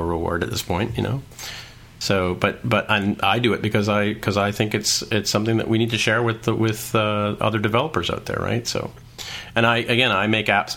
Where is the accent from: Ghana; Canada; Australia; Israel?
Canada; I'm Canadian